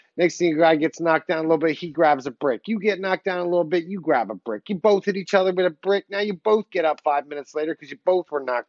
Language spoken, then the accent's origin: English; Philadelphia, Pennsylvania, United States; I'm born and raised in Philly, bro.